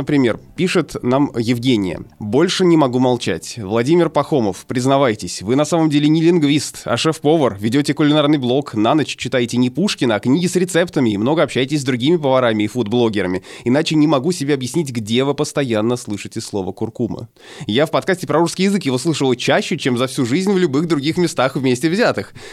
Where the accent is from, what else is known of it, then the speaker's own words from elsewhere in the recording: Saint Petersburg, Russia; now in Germany; Я родилась и выросла в Питере, но с 2001 года живу в Германии.